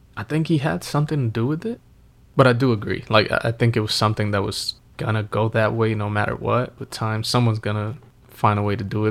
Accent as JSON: {"language": "English", "region": "Northeast", "country": "United States", "tie": "born or raised there", "said": "growing up in the Northeast"}